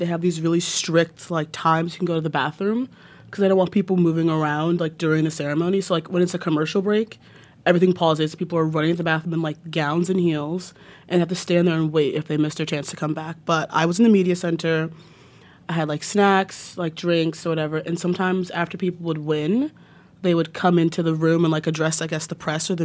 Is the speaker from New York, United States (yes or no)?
yes; Freeport, New York, United States; I'm from Freeport, Long Island